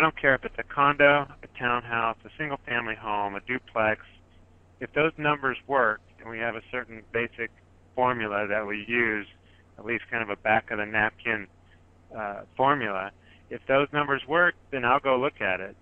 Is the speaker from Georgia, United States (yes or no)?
no; Silicon Valley, Northern California, United States; I am from Silicon Valley down here in Northern California. And like a lot of investors here in the Bay Area, where I'm from